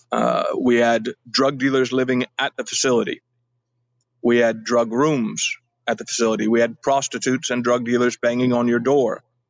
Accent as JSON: {"language": "English", "region": "California", "country": "United States", "tie": "born or raised there", "also_born_or_lived": "Alabama", "moved": "as an adult", "said": "I was born in California, uh, lived most of my life uh, as a child in California"}